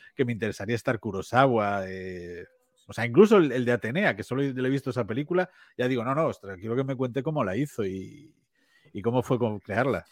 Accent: Vigo, Galicia, Spain; now in A Coruña, Spain; como aquí en, Galicia, eh, yo, yo soy de Vigo

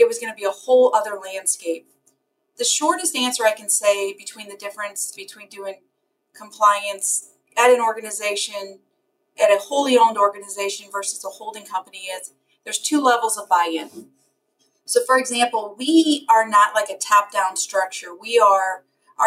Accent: St. Louis, Missouri, United States; I'm born and raised in St. Louis, Missouri

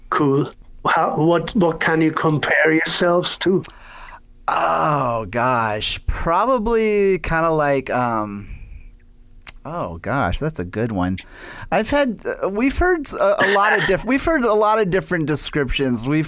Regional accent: the South, United States; I I grew up in the South, you know, so I'm a storyteller.

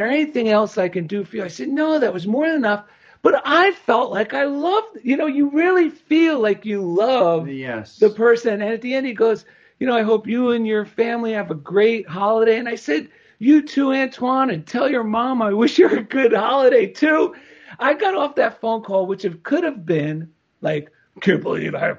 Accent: New Jersey, United States; accent: New Jersey; my New Jersey accent

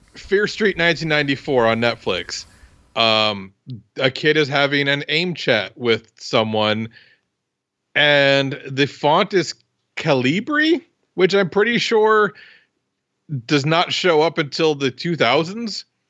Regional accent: Iowa, United States; I'm from Iowa

